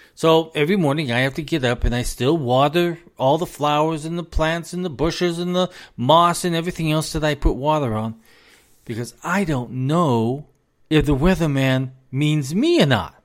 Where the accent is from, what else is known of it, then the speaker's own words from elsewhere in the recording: United States; as an American